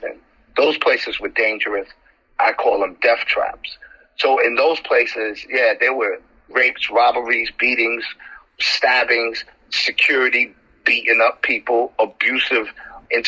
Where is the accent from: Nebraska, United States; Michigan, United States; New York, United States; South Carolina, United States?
New York, United States; New York City; I'm from the Bronx in Harlem. I grew up in foster care since the age of 2.